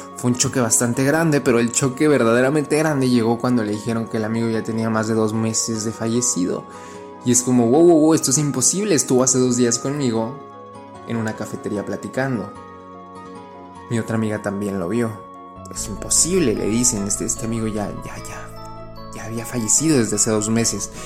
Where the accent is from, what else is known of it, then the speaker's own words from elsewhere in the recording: Mexico; Yo que soy mexicano, pero vivo en la frontera